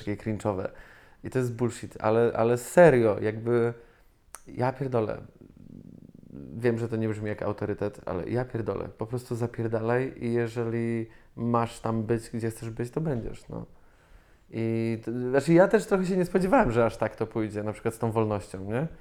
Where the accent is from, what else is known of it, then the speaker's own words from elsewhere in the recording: Zielona Góra, Lubusz Voivodeship, Poland; jestem zwykłym dzieciakiem z Zielonej Góry